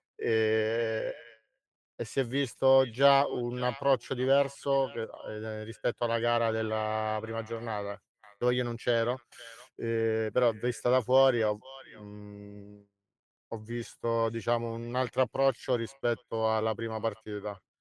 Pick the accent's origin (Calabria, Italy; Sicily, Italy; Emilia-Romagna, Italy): Calabria, Italy; moved away as an adult; now in Rome, Italy; mi trovo a Roma all'età di 19 anni, non sono romano, sono calabrese